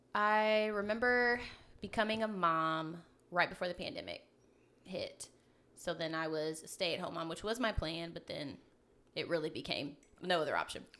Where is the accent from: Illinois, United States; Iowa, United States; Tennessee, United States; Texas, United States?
Tennessee, United States; Memphis; Born and raised in Memphis